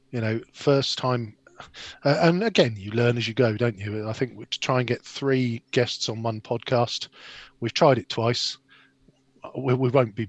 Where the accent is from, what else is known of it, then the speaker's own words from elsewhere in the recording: Gosport, South East England, United Kingdom; I grew up in Gosport